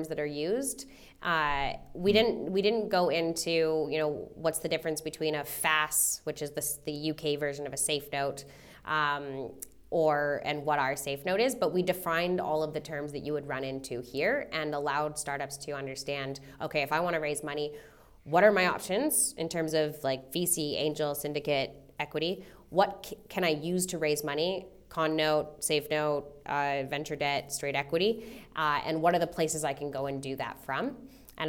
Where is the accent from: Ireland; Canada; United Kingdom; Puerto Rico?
Canada; moved away as an adult; now in Australia; I'm Canadian. I was born in Canada and I moved here in 2015. And in my career in Canada